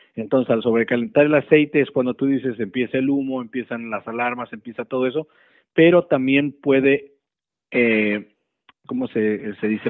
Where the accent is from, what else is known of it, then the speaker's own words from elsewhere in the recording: Mexico; moved away; nosotros como, como cultura mexicana te puedo decir que eh, eh, donde yo crecí, pues mi mamá ponía un buró enfrente